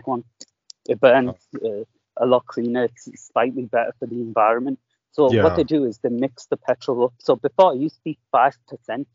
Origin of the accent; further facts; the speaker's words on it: Middlesbrough, North East England, United Kingdom; I'm from Middlesbrough. They call it Smoggy Town for a reason.